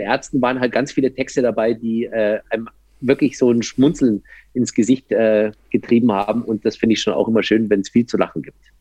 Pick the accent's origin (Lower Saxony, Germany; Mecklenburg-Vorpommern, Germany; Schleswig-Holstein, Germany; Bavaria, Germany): Bavaria, Germany; Landsberg am Lech; now in Berlin, Germany; Also ich komme eigentlich aus den Bergen so ein bisschen. Ja. Ich habe äh, aus Landsberg am Lech hast du so eine gute Stunde bis zum Fuß der, äh, der Zugspitze.